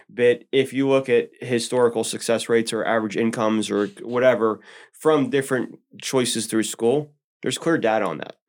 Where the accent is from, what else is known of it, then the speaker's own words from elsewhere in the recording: Elizabeth, Pennsylvania, United States; I grew up in a small little river town called Elizabeth